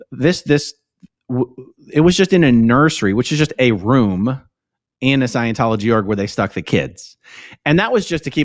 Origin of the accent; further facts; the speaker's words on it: Philadelphia, Pennsylvania, United States; I grew up in Philly, but I didn't really grow up in Philly. It is sort of very nomadic, as you say.